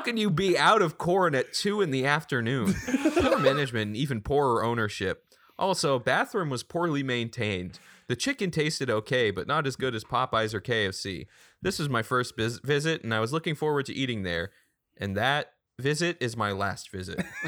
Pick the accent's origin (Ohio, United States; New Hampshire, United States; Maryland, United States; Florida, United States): New Hampshire, United States; Derry; born or raised there